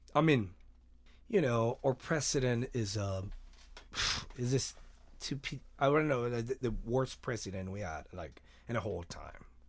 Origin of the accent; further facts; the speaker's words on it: Mexico; moved away; I, I'm from Mexico